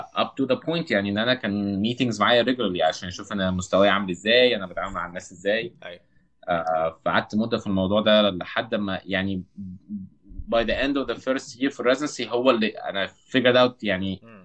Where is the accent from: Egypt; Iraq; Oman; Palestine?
Egypt; Cairo, Cairo Governorate; moved away as an adult; also born or lived in Saudi Arabia; انا اغلب جزء كبير من حياتي في مصر قضيته في المعادي